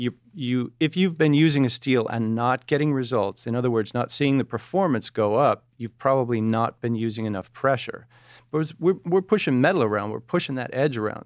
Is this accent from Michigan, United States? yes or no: yes; outside of Detroit, Michigan, United States; Just outside of Detroit